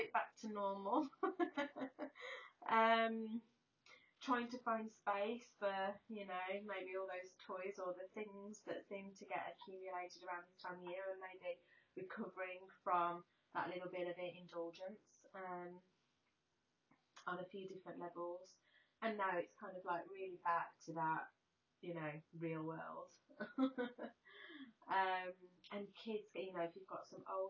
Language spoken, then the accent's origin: English; United Kingdom; being British